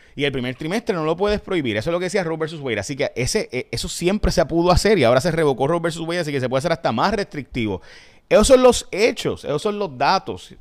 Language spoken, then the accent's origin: Spanish; San Lorenzo, Puerto Rico; yo soy de San Lorenzo